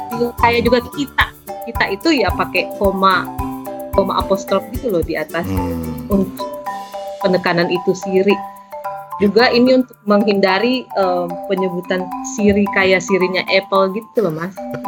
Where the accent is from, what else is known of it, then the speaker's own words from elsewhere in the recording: Makassar, South Sulawesi, Indonesia; moved away as an adult; now in Belgium; Saya asli Makassar, Sulawesi Selatan